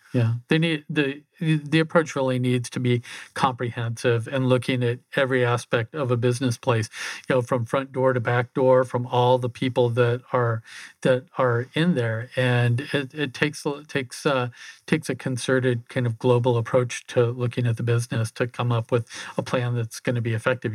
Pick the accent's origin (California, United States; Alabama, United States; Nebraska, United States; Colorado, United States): Nebraska, United States; a small town just outside of Omaha; moved away as an adult; also born or lived in Phoenix; I grew up in a small town just outside of Omaha